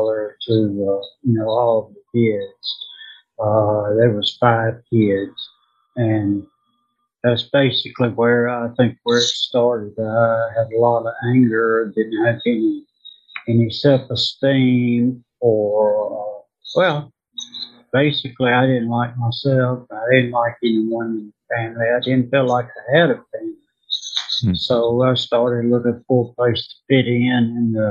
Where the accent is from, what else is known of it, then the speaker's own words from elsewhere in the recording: Indianola, Mississippi, United States; I was born in Indianola, Mississippi, and grew up in a very violent family